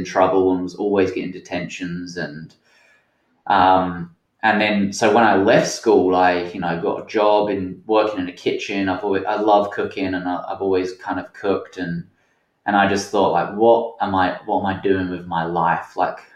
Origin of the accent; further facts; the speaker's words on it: Essex, East of England, United Kingdom; moved away as an adult; also born or lived in Portsmouth / Helensburgh, Scotland / Pacific Northwest, United States; now in Washington, United States; I grew up in Essex. I spent a lot of my kind of like teen life in Essex